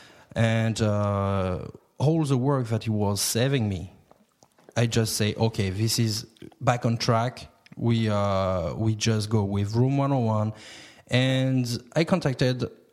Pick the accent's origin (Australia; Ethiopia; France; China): France; English is a second language; moved away as an adult; now in Cork, Ireland; I'm coming from France, and back in France